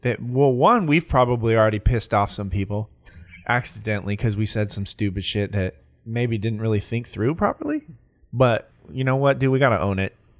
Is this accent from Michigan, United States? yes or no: no; California, United States; I'm from California